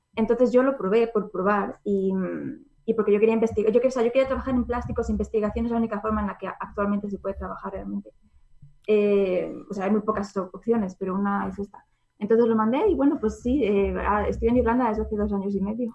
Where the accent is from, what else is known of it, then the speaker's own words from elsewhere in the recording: Zamora, Castile and León, Spain; moved away as an adult; also born or lived in England; está cerca de mi casa porque yo soy de Zamora.